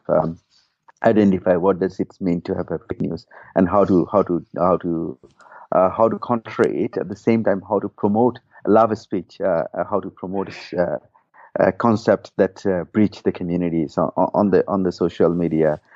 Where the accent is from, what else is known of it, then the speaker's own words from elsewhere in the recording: Rakhine State, Myanmar; I myself is a Rohingya first and foremost, and I come from Rakhine State originally